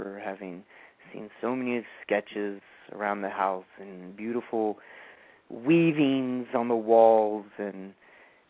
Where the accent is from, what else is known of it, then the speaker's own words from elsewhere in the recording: San Diego, California, United States; also born or lived in Fallbrook, California; I was born in San Diego, and I was in San Diego my entire life